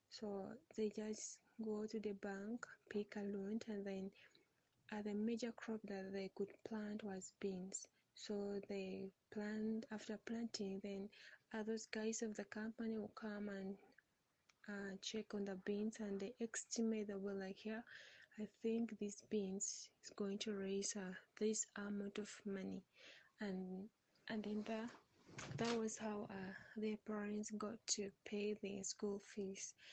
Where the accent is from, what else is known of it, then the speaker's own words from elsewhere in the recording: Uganda; from Uganda